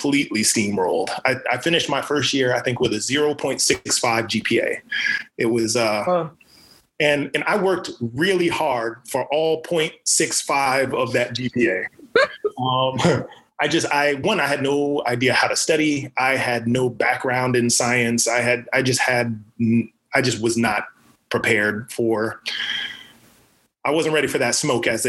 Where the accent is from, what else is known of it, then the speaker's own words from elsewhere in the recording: Sumter, South Carolina, United States; moved away as an adult; also born or lived in Rochester, New York; now in Los Angeles, United States; I was raised in South Carolina, in the deep South, raised in a small town called Sumter